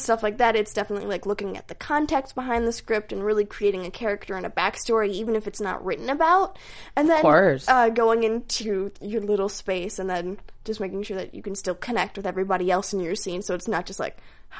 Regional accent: Minneapolis, Minnesota, United States; moved away; Well, I'm literally from Minnesota, Minneapolis, Minnesota.

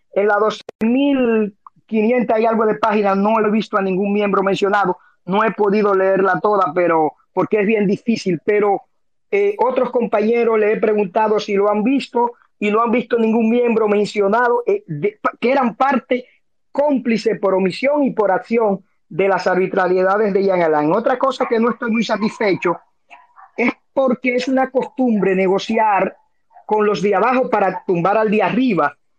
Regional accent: Dominican Republic; como dominicano, como abogado

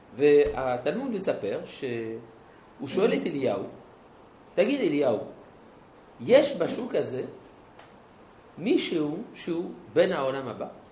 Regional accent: Jerusalem, Jerusalem District, Israel; אני ירושלמי

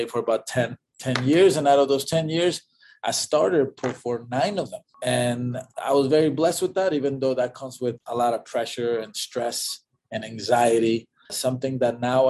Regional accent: Mexico; moved away; also born or lived in Texas; I was born in Mexico

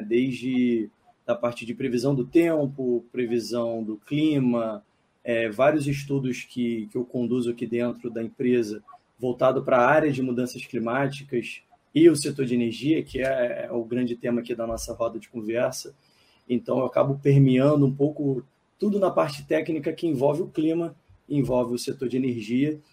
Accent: Niterói, Rio de Janeiro, Brazil; Eu moro relativamente próximo, né? eu sou de Niterói

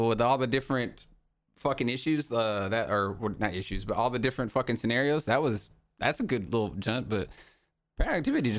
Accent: the South, United States; I loved …. I grew up in the South. R&B, baby.

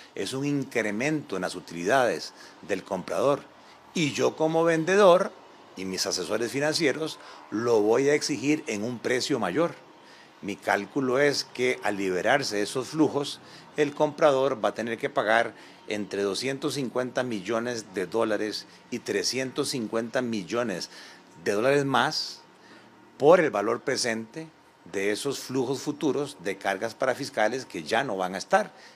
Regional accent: Costa Rica; como costarricenses

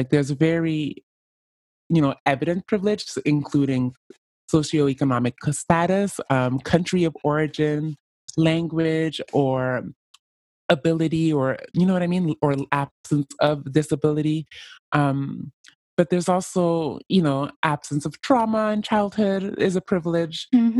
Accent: Canada; Like, as a Canadian, I am not the most oppressed group because there's somebody below me, the Native Americans.

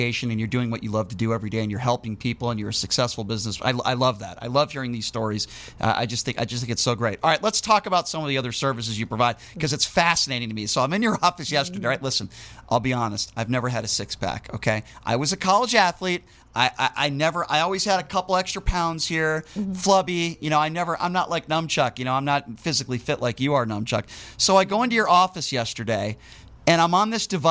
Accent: Connecticut, United States; I'm from Connecticut

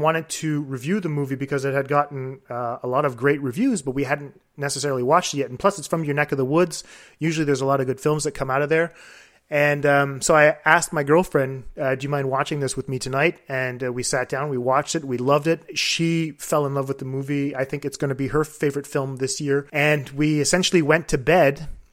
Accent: Quebec City, Quebec, Canada; I'm from Quebec City

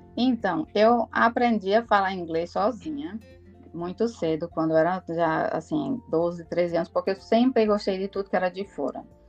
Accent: Paraíba, Brazil; moved away as an adult; also born or lived in João Pessoa, Brazil / Natal, Brazil / Belém, Brazil; now in Iceland; eu sou da Paraíba

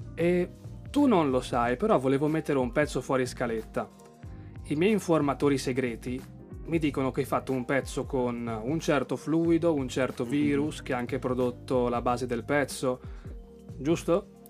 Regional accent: Lake Garda area, Lombardy, Italy; delle mie parti del lago di Garda

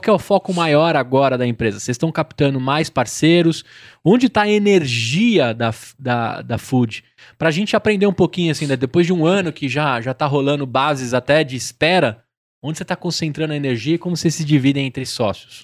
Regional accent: São Paulo, Brazil; Tamo Zona Leste

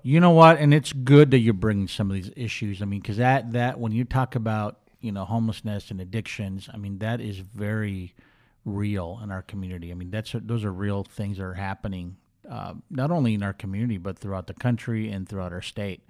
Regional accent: Minneapolis, Minnesota, United States; moved away as an adult; also born or lived in Charlotte, North Carolina; now in Bakersfield, United States; I grew up in Minneapolis, went to school in Minneapolis

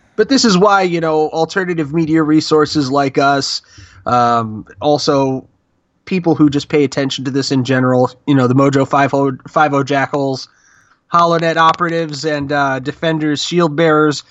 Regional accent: Rust Belt town of 27, United States; I grew up as a Republican in that town

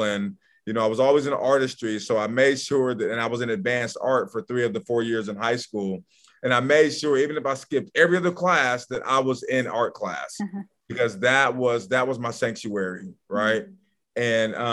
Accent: Portland, Oregon, United States; I grew up in Northeast Portland

